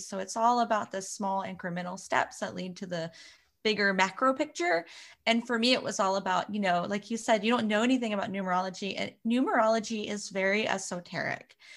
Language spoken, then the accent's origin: English; Florida, United States; now in Arizona, United States; I actually grew up in Florida